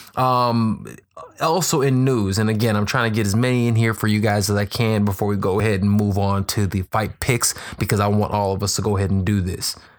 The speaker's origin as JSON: {"language": "English", "town": "Chicago", "region": "Illinois", "country": "United States", "said": "We're Midwest boys. Um, I'm from Chicago."}